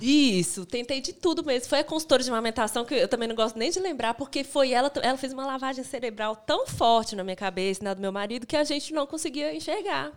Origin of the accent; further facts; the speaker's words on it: Brasília, Federal District, Brazil; moved away as an adult; now in Belo Horizonte, Brazil; eu sou de Brasília, né? Vim morar aqui porque meu marido já morava